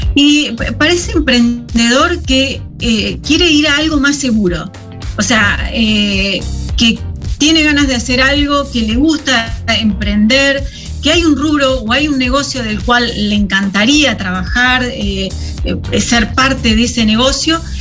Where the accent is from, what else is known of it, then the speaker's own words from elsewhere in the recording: Concepción del Uruguay, Entre Ríos, Argentina; moved away as an adult; now in San José, Uruguay; somos de, Concepción del Uruguay, ahí nomás cruzando el río, cruzando el charco. Eh, somos los dos entrerrianos